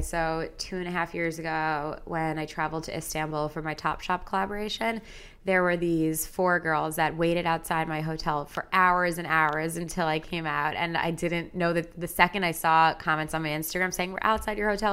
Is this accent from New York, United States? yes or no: yes; Long Island, New York, United States; also born or lived in Madison, Wisconsin; now in New York City, United States; I grew up on Long Island